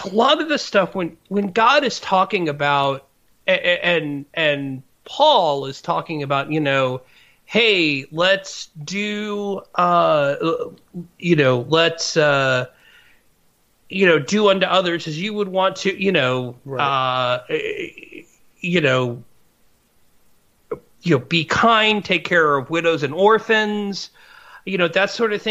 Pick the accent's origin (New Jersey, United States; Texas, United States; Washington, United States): Texas, United States; I grew up in Texas